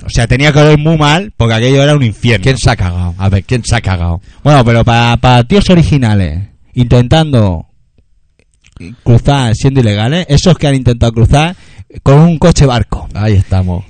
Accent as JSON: {"language": "Spanish", "region": "Catalonia", "country": "Spain", "said": "nosotros somos catalanes"}